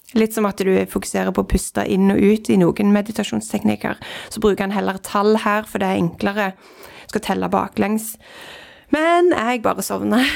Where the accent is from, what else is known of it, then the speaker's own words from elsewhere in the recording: Norway; jeg er født i Norge